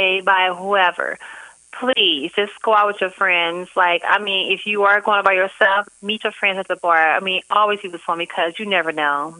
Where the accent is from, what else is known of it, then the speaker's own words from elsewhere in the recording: St. Louis, Missouri, United States; moved away; St. Louis, my hometown